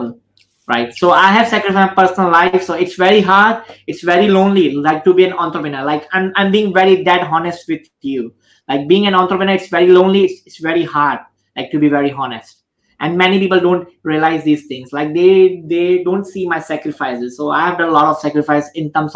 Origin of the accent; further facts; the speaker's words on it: India; I'm 31 years old right now and I'm Indian